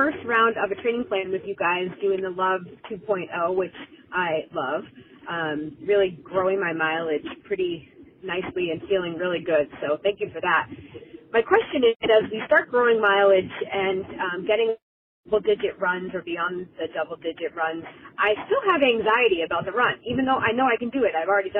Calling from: Auburn, Massachusetts, United States; I'm calling from Auburn, Massachusetts.

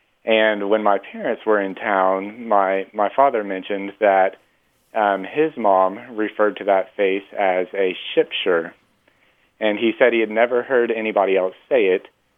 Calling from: Denton, Texas, United States; I'm calling from Denton, Texas.

